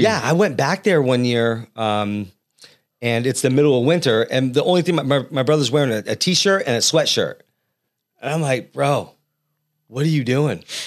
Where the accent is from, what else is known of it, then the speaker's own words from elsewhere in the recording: New England, United States; now in Central Valley, California, United States; I'm from back east